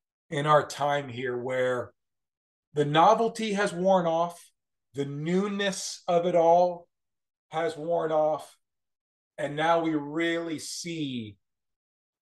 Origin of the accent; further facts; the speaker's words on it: Westchester County, New York, United States; moved away as an adult; also born or lived in Corning, New York / Savannah, Georgia / Erie, Pennsylvania; now in Wilmington, United States; I grew up in Westchester County, New York, suburban New York City, and lived there until I was about 24 years old